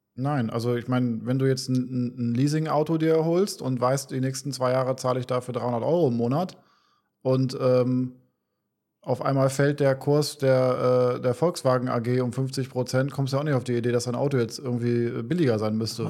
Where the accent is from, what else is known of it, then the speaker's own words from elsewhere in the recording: Bremen, Germany; moved away as an adult; now in Cyprus; wir kommen, wir kommen aus Bremen, aus Norddeutschland.